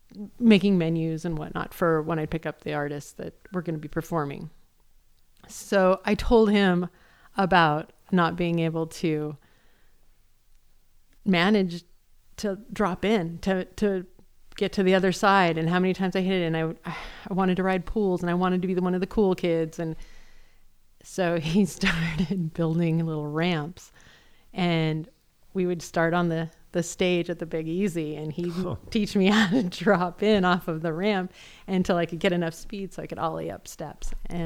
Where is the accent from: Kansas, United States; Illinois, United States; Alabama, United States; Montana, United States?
Montana, United States; Great Falls; now in Boise, United States; I mean, I came from Great Falls, Montana.